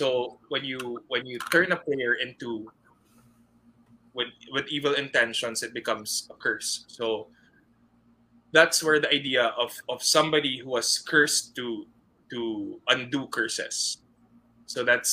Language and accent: English; Philippines; I'm a Filipino